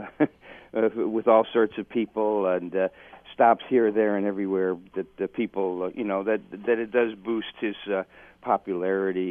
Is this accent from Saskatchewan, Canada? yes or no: no; Dundas, Ontario, Canada; into Dundas, my hometown